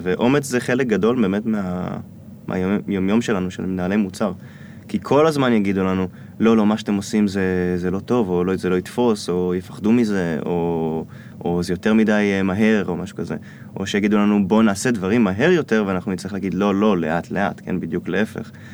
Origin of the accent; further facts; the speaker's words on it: Israel; also born or lived in United States; אני ישראלי